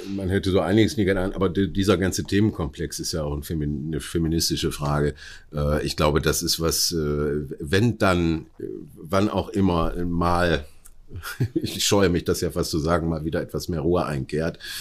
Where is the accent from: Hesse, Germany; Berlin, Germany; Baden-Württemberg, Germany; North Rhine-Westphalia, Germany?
North Rhine-Westphalia, Germany; Oberhausen; meiner Heimatstadt Oberhausen